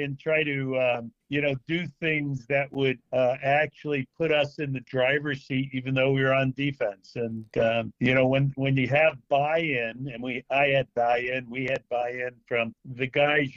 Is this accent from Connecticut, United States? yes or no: yes; Stamford, Connecticut, United States; my hometown of Stamford, Connecticut